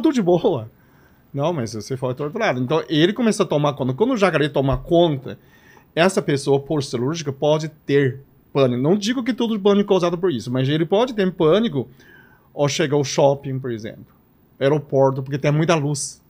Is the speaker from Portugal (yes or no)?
no; Liaoning, China; accent: Chinese; Portuguese is a second language; moved away as an adult; also born or lived in Recife, Brazil; now in Campinas, Brazil; Eu nasci na China chamada Tianchang, que é uma província de Liaoning.